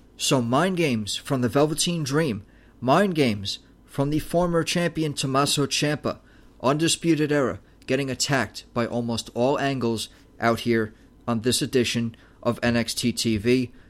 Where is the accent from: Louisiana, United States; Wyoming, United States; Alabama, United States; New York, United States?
New York, United States; as a New Yorker